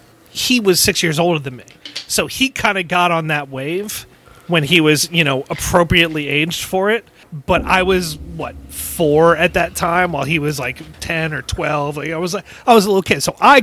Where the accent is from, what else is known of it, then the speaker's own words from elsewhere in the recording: Connecticut, United States; I grew up in Connecticut